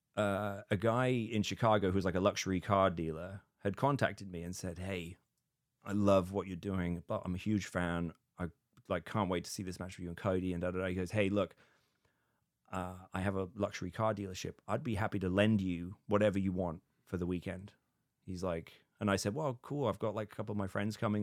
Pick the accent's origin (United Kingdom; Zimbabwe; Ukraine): United Kingdom; now in United States; being British in America